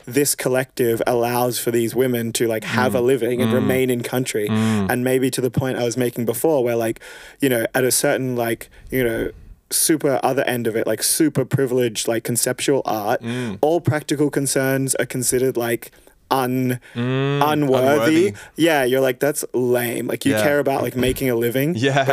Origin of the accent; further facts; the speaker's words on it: Australia; an Australian dude